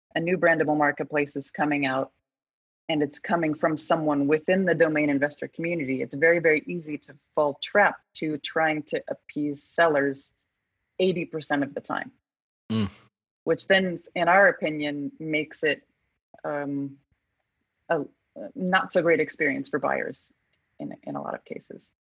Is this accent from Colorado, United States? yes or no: yes; Colorado, United States; I'm from Colorado.